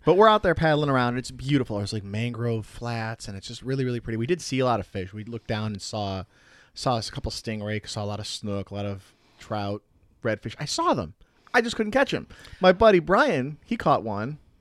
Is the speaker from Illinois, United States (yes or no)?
yes; Chicago, Illinois, United States; growing up in the Chicago area